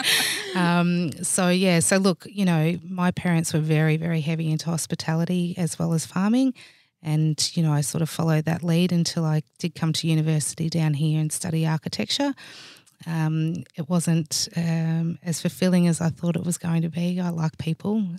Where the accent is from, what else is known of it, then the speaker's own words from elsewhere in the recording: Swan Hill, Victoria, Australia; I actually grew up in a small country town called Swan Hill, which is about three and a half hours northwest of here.